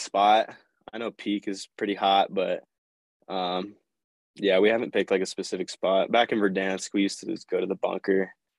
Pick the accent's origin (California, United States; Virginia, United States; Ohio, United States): California, United States; San Clemente; moved away as an adult; also born or lived in Colorado; I'm from San Clemente, so that's a small beach town over in Southern California. So I grew up surfing